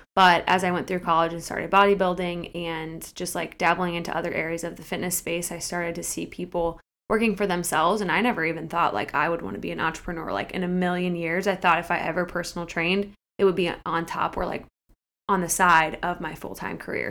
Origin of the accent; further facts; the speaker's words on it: Akron, Ohio, United States; moved away as an adult; also born or lived in Kent, Ohio / Cleveland, Ohio / Columbus, Ohio; I am from Akron, Ohio, in the Portage Lakes areas